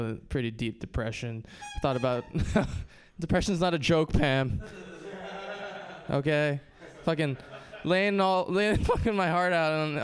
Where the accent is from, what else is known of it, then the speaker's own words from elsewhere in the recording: Hawaii, United States; I grew up in paradise